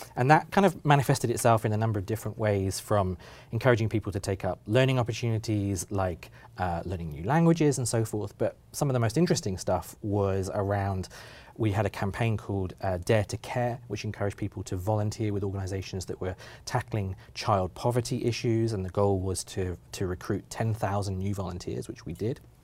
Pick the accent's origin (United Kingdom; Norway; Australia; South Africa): United Kingdom; now in Oregon, United States; as a British person